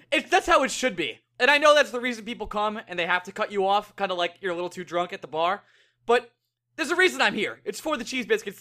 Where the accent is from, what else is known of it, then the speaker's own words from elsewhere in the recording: Bay Shore, New York, United States; Bayshore, my hometown